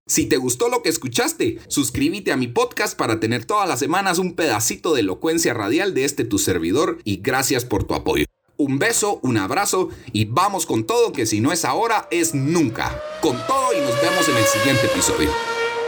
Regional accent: Guatemala; Yo soy puro chapín de madre suiza y de padre guatemalteco y nací aquí en Guatemala.

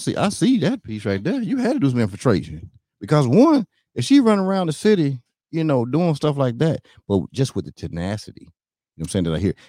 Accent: North Carolina, United States; Hey, listen, I'm from North Carolina. I told you, we talk a little slow.

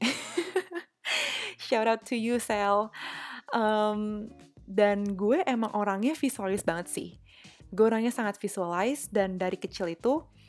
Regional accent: Jakarta, Indonesia; gue dari Jakarta

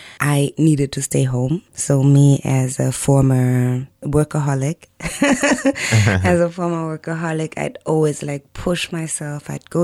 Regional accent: Germany; I grew up in Germany

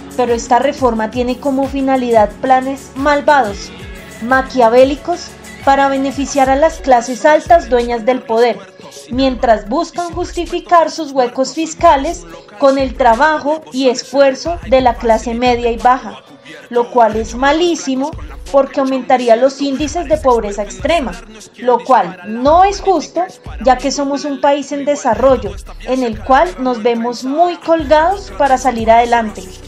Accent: Colombia; merecemos como colombianos

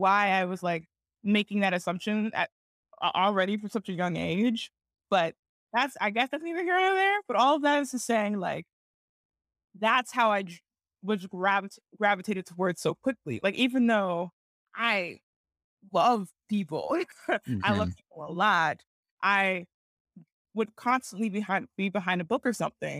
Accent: Cincinnati, Ohio, United States; born there; also born or lived in Geneva, Switzerland; So I was born in, I was born in Cincinnati, and my sister Kendra was born in Cincinnati.

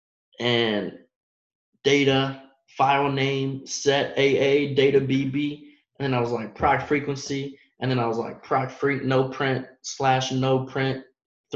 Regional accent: Dallas, Texas, United States; moved away; I'm from Dallas

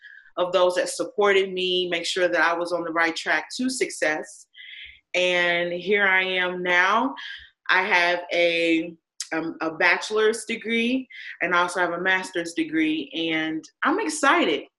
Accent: Indiana, United States; I'm an Indiana native

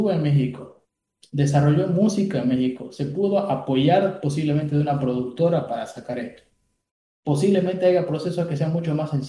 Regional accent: Bolivia; Sí, yo creo que como, bolivianos somos muy, muy carentes

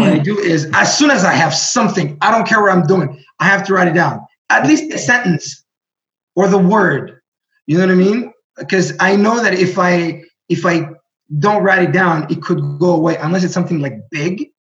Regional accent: Burundi; first language Greek; English is a second language; moved away; also born or lived in Greece; we moved to Burundi

